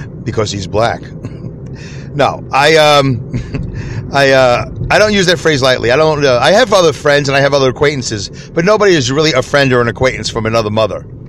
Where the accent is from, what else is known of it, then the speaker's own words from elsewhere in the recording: New York City, New York, United States; when I was growing up in New York City, in the New York City school system